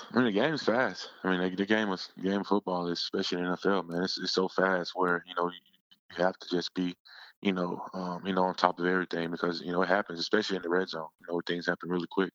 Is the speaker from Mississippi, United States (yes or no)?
yes; Yazoo City, Mississippi, United States; moved away as an adult; now in Philadelphia, United States; back in my hometown, Yazoo City